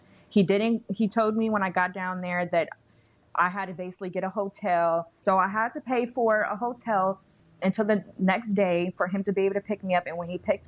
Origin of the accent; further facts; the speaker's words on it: Chicago, Illinois, United States; moved away as an adult; I'm from Chicago. I have family in Chicago